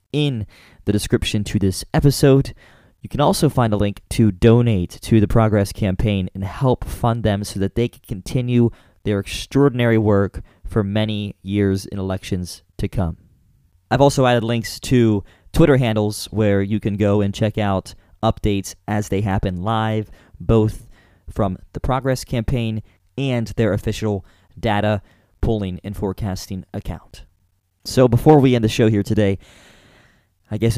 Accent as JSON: {"language": "English", "region": "Pennsylvania", "country": "United States", "tie": "born or raised there", "said": "Pennsylvania, not just because it's my home state"}